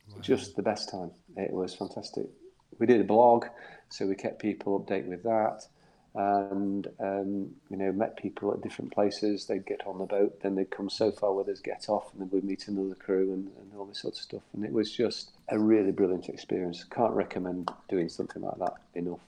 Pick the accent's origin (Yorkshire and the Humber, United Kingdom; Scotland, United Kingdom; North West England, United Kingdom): Yorkshire and the Humber, United Kingdom; Doncaster; now in Cowes, United Kingdom; As you can tell from my accent, I'm not from down the south. I'm from Doncaster, in South Yorkshire